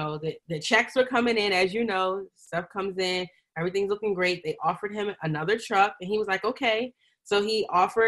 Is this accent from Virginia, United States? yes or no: yes; Northern Virginia, United States; So I grew up in Northern Virginia, right outside of DC, the DMV, as everyone calls it.